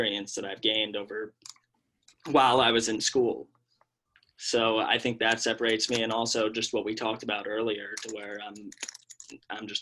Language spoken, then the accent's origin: English; New York, United States; I grew up in New York